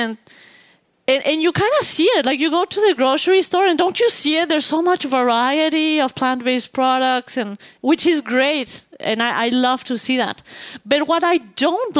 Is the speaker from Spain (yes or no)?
no; Mexico; because I am from Mexico